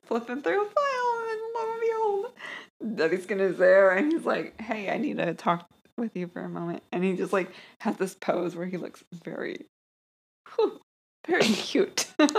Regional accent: the South, United States; You're from Kansas. I'm from the South.

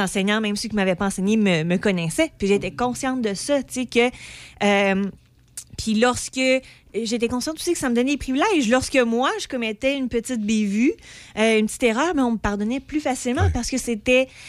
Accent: Pont-Rouge, Quebec, Canada; je viens d'une petite place. Je viens de Pont-Rouge.

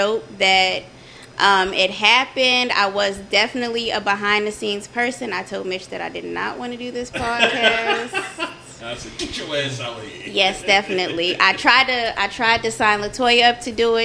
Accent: Denver, Colorado, United States; moved away; I am from Denver, Colorado. Okay. Born and raised

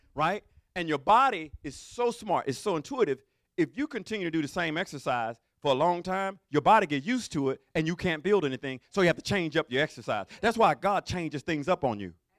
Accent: Mobile, Alabama, United States; I'm from deep down south. I'm from Mobile, Alabama

